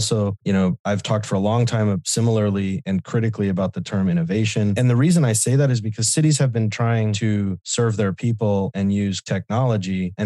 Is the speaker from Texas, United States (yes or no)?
yes; El Paso, Texas, United States; in my hometown of El Paso, Texas